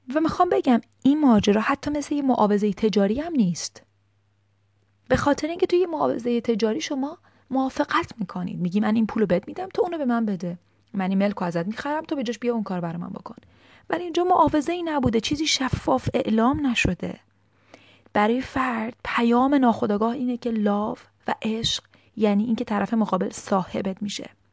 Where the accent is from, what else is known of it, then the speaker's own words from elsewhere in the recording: Iran; از تو فرهنگ ایرانی بزرگ شدیم